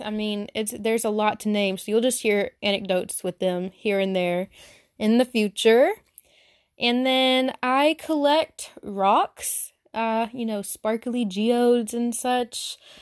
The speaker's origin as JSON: {"language": "English", "region": "Arkansas", "country": "United States", "tie": "born or raised there", "accent": "Southern", "said": "I'm very Southern, from Arkansas, lived here my whole life"}